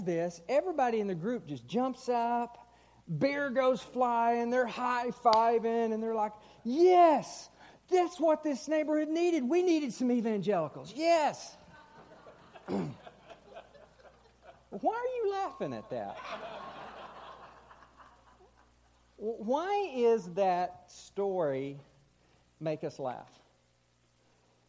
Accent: Texas, United States; also born or lived in Missouri / St. Louis; now in Kansas City, United States; I grew up in Texas.

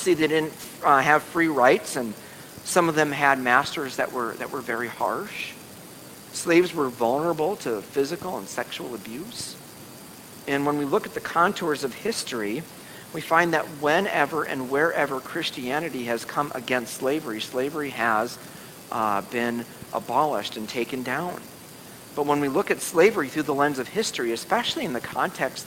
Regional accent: United States; as American citizens in the 21st century

